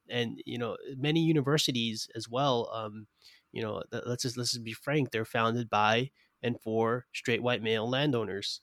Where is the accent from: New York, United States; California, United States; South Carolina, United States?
New York, United States; New York City; I'm from Brooklyn, New York